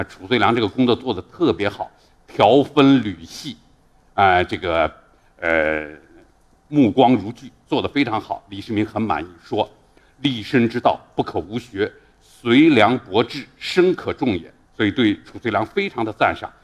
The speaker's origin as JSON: {"language": "Chinese", "town": "Xi'an", "region": "Shaanxi", "country": "China", "said": "我来自十三朝故都西安"}